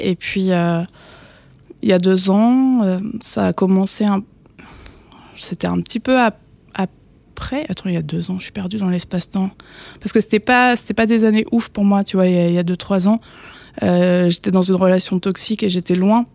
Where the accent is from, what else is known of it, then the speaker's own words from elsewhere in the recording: Le Havre, Normandy, France; moved away as an adult; also born or lived in Paris region; now in Paris, France; je suis normande